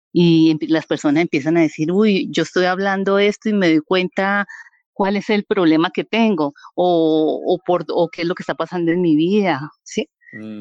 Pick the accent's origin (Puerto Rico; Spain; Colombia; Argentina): Colombia; Vianí, Cundinamarca; also born or lived in Bogotá; now in San Francisco, Colombia; yo soy de un pueblito o municipio de Colombia que se llama Vianí, Cundinamarca